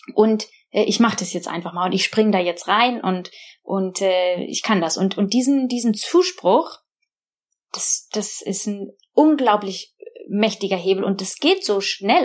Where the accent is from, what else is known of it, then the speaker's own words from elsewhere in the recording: Germany; moved away as an adult; now in Oxford, United Kingdom; Englisch war nicht meine meine Muttersprache und ich konnte auch nicht so besonders gut Englisch und ich war auch schon durch dieses deutsche System sehr geprägt